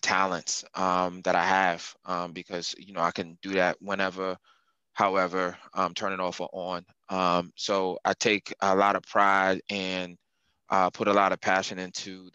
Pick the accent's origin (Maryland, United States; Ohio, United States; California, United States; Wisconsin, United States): Maryland, United States; Montgomery County; I'm from Moco